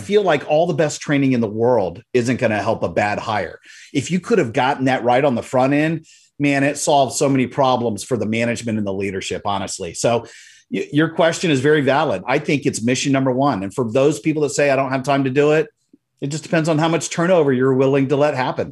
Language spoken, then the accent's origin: English; Central Florida, United States; in my hometown, I live in Central Florida